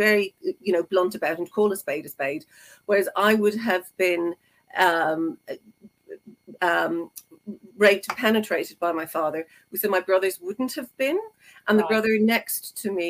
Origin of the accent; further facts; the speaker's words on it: Ireland; I'm Irish, so you know, there were six of us.